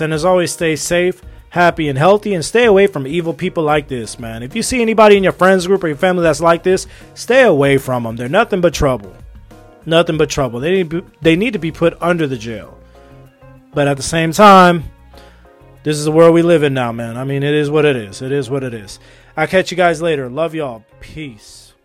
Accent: United States; also born or lived in Los Angeles; I'm an American, all right? Live in Los Angeles

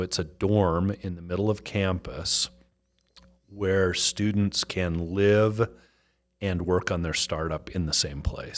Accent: Salt Lake City, Utah, United States; moved away as an adult; also born or lived in Chicago; born and raised in Salt Lake City

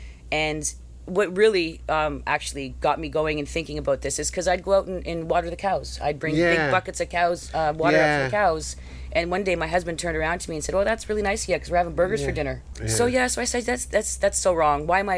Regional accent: Canada; I'm Canadian by heart. I love the great outdoors, but I will honestly be happy to never see snow again.

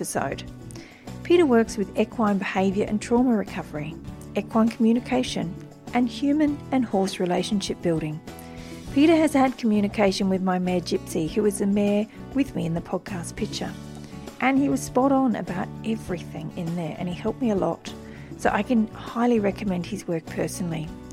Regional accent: Wiradjuri country, New South Wales, Australia; now in Brisbane, Australia; I was born on Wiradjuri country

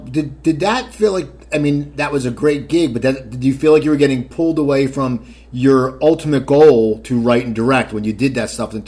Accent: Cherry Hill, New Jersey, United States; moved away; also born or lived in Los Angeles; I'm from Cherry Hill, New Jersey.

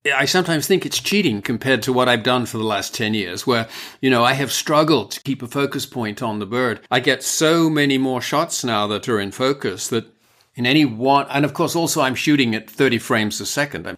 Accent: United Kingdom; I'm British

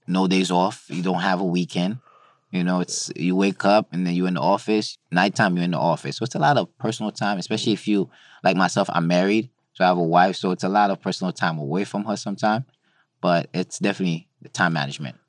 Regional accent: New York City, New York, United States; also born or lived in Haiti; I was born in Haiti, grew up in Brooklyn, went to school upstate New York

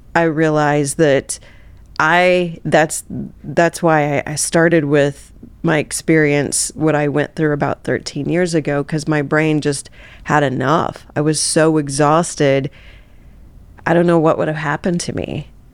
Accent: Southeast Missouri, United States; I grew up in Southeast Missouri

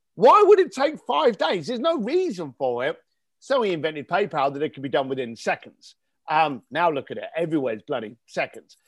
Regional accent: London, United Kingdom; as a young ga-, lad growing up in East London, um, in, in the eighties and nineties

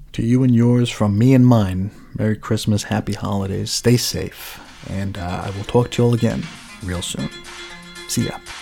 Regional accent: Long Island, New York, United States; now in Arizona, United States; growing up in New York

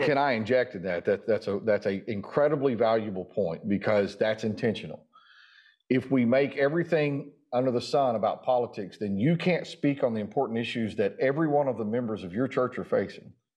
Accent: Durant, Oklahoma, United States; I'm from Durant.

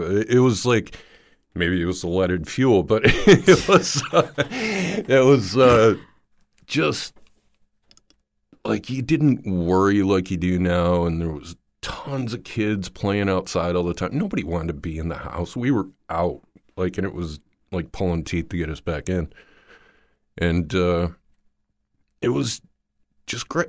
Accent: Dearborn, Michigan, United States; Dearborn, Michigan

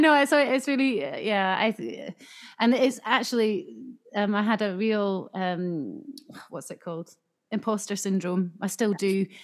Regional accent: Scotland, United Kingdom; now in Japan; I grew up in Scotland

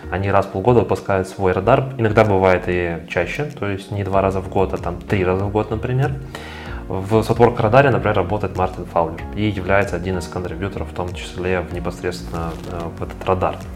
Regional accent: Grodno Region, Belarus; also born or lived in Bavaria, Germany; now in Germany; Если что, я из Гродненска, на всякий случай.

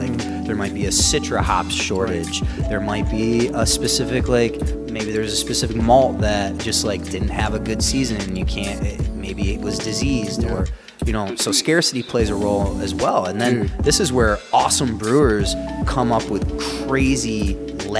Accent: United States; we're American

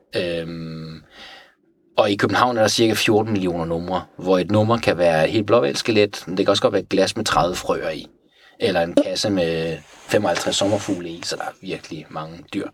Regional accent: Tehran, Tehran Province, Iran; now in Denmark; jeg er vokset op i Teheran

